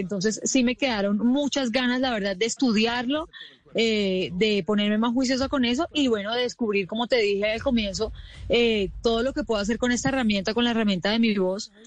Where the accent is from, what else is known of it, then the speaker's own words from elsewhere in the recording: Colombia; Yo soy la única colombiana